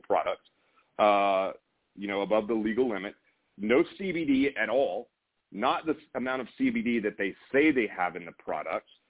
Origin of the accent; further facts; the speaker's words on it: Meridian, Mississippi, United States; I grew up in Meridian, Mississippi, uh, not super far from you, I think, just a couple of hours